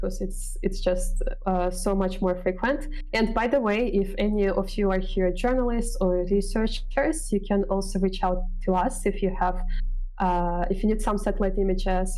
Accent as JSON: {"language": "English", "country": "Kyrgyzstan", "said": "I am from Kyrgyzstan"}